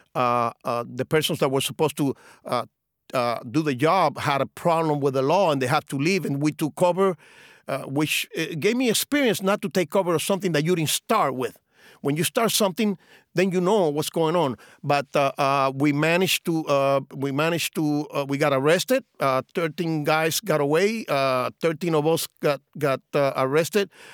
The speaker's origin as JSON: {"language": "English", "region": "Cienfuegos", "country": "Cuba", "tie": "born or raised there", "moved": "yes", "lives_now": "Miami, United States", "said": "in my hometown of Cienfuegos"}